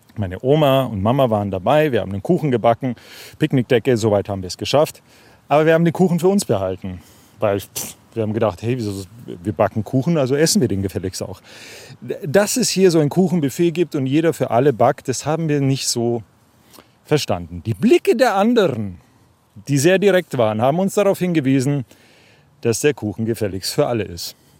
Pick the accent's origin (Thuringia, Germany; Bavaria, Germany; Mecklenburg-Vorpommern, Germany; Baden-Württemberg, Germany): Bavaria, Germany; Memmingen; moved away; Ich bin gerade in Memmingen im Allgäu, das ist meine Heimatstadt. Hier bin ich zwar nicht geboren, aber aufgewachsen